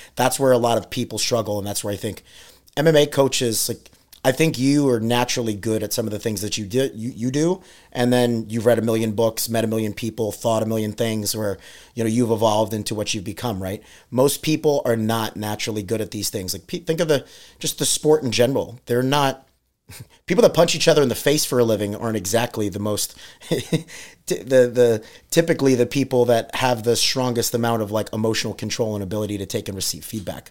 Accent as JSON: {"language": "English", "region": "New York", "country": "United States", "moved": "yes", "said": "we're from New York"}